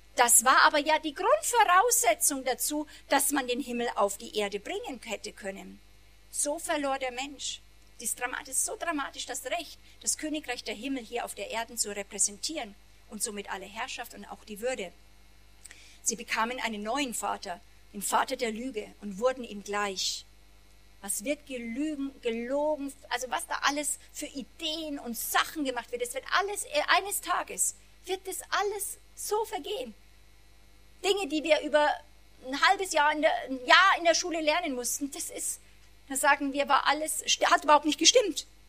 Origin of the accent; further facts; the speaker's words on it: Germany; wir ja als Deutsche